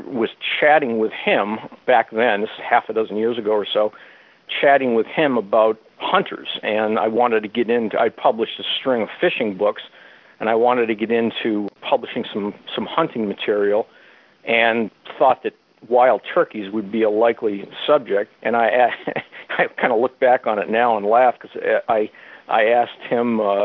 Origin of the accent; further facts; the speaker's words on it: New England, United States; ever since I was a kid growing up in New England